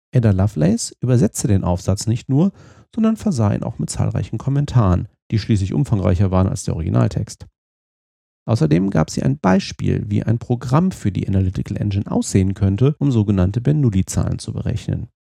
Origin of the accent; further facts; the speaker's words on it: Fulda, Hesse, Germany; meiner Heimatstadt Fulda in Osthessen